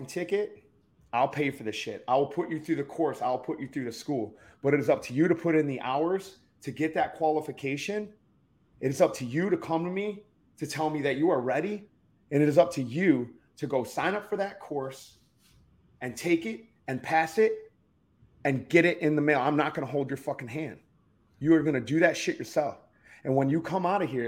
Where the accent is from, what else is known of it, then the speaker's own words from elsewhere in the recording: Detroit, Michigan, United States; moved away as an adult; also born or lived in Key West, Florida; I'm from Detroit. I come from a fucking horribly violent fucking background